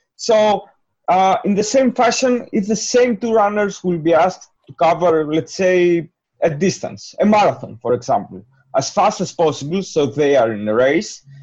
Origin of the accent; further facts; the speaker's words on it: Greece; moved away; I'm from Greece